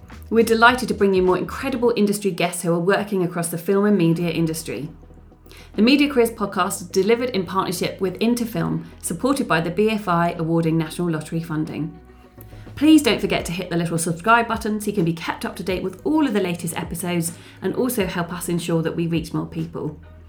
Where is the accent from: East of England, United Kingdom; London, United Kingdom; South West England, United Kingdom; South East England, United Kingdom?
East of England, United Kingdom; Essex; I grew up in Essex.